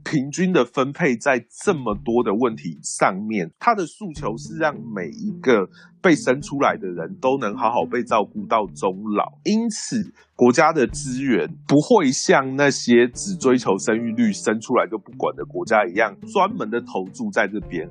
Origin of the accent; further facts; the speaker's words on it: Taiwan; 我们台湾人